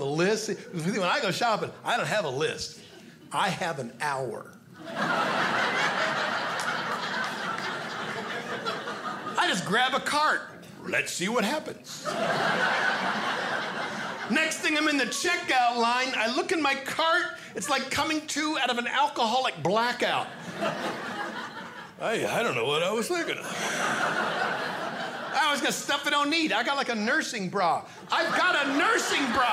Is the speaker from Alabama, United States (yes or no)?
no; Hornell, New York, United States; moved away; My hometown is Cornell, New York